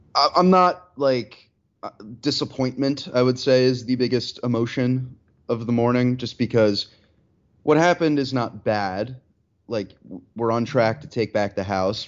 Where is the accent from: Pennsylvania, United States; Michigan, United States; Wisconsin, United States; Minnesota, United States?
Pennsylvania, United States; my home state